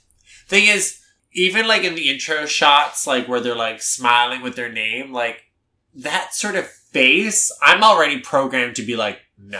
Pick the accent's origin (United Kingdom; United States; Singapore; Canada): Canada; But as a Canadian, this is, like, a different